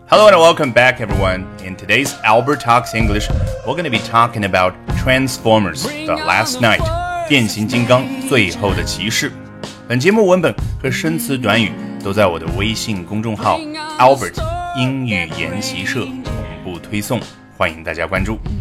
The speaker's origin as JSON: {"language": "Chinese", "country": "China", "said": "我们中国人"}